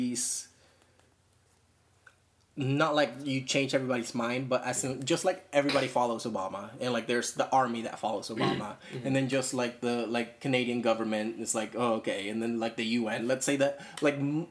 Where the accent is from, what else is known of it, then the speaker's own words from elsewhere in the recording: Venezuela; now in United States; We come from Venezuela